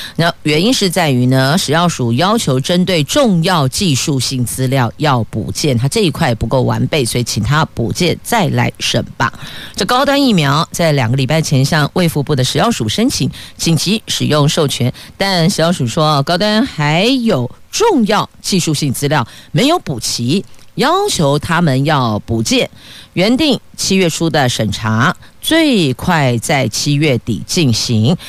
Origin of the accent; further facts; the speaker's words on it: Taoyuan, Taiwan; 我们桃园人